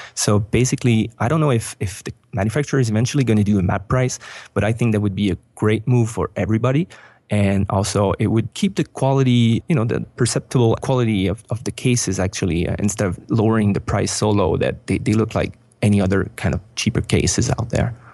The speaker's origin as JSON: {"language": "English", "town": "Montreal", "region": "Quebec", "country": "Canada", "moved": "as an adult", "said": "we are originally from Montreal, but we moved out of Montreal a year ago"}